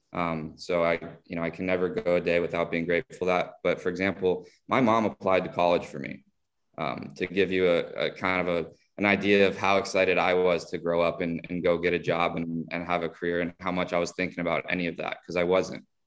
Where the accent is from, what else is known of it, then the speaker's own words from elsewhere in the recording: South Florida, United States; as many of us growing up in South Florida did, took Spanish for many years in school